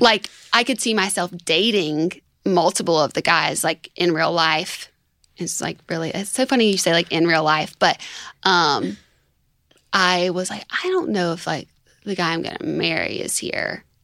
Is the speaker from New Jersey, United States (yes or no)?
no; Tuscaloosa, Alabama, United States; I'm from Tuscaloosa